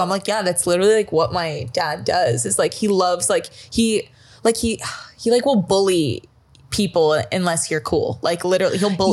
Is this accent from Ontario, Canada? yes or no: yes; Toronto, Ontario, Canada; moved away; I didn't talk to him when I lived in Toronto. Like I'm from Toronto